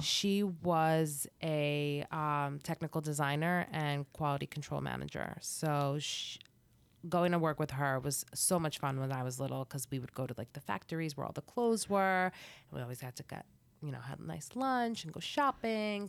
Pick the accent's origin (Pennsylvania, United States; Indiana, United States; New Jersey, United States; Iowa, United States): New Jersey, United States; also born or lived in Boston; I was raised in New Jersey